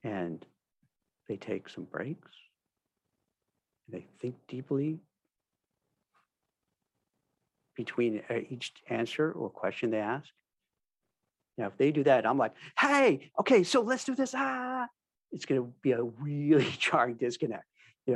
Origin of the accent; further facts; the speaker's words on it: New York, United States; I'm from New York, native New York. I've been there, I've lived there most of my life